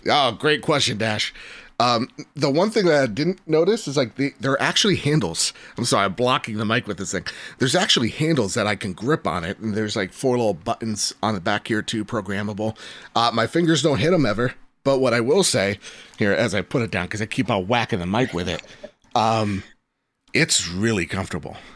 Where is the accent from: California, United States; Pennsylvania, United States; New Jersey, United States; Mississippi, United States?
New Jersey, United States; I'm from Jersey.